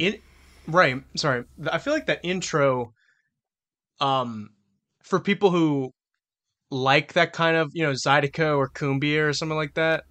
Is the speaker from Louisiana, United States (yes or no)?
yes; New Orleans, Louisiana, United States; I'm from New Orleans